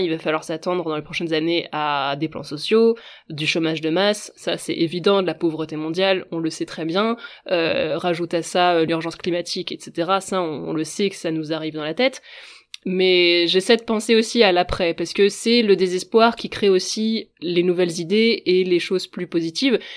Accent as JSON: {"language": "French", "region": "Brittany", "country": "France", "said": "je suis bretonne"}